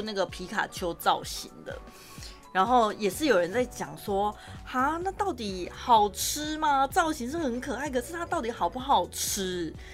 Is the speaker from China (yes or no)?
no; Taichung, Taiwan; 身为台中人，我长这么大